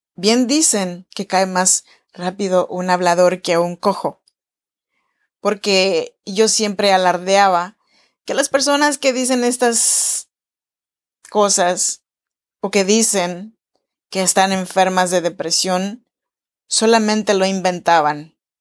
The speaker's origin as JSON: {"language": "Spanish", "region": "Oaxaca", "country": "Mexico", "tie": "born or raised there", "moved": "as an adult", "lives_now": "Sacramento, United States", "said": "yo soy nacida en Oaxaca, México"}